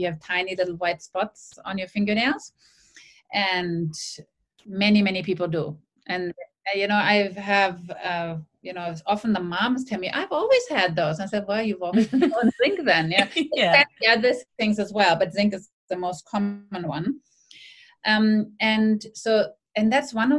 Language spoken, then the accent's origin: English; Germany; now in Sydney, Australia; When I grew up in Germany